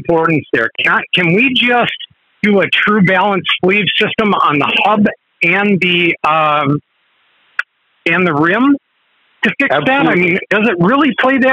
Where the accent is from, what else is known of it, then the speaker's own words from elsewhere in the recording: Wisconsin, United States; I'm from Wisconsin